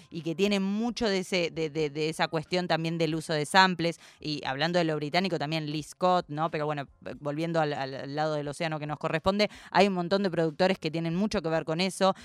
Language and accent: Spanish; Argentina; como buena argentina que soy